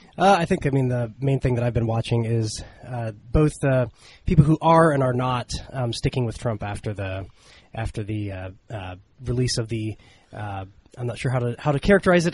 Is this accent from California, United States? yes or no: no; Ohio, United States; my home state of Ohio